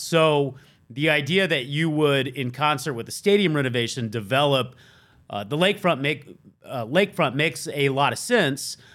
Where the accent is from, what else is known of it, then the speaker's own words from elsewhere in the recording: the South, United States; moved away; I'm from the South, sorta.